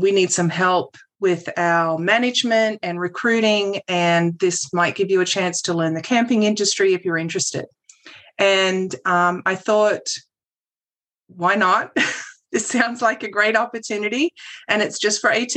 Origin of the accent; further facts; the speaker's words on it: Australia; moved away as an adult; also born or lived in New Zealand; now in United States; my family moved to Australia when I was 5 years old. And so my schooling and all my education was done in Australia